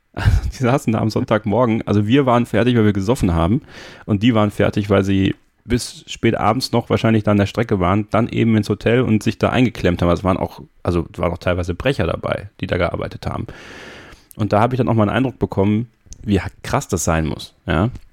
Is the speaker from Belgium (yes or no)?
yes; Sankt Vith, Wallonia, Belgium; Bin ja in St. Vitt geboren, das ist ungefähr in der Nähe von Spa-Francorchamps